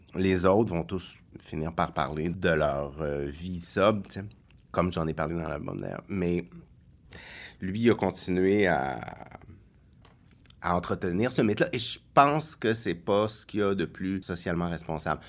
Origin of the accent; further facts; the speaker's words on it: Longueuil, Quebec, Canada; also born or lived in Brossard / Montreal; J'ai été élevé à Longueuil et à Brossard.